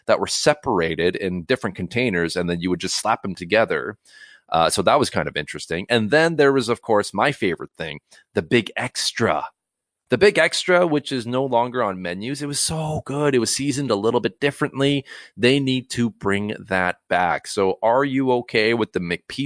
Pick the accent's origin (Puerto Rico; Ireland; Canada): Canada; Cloverdale, British Columbia; I grew up in Cloverdale, BC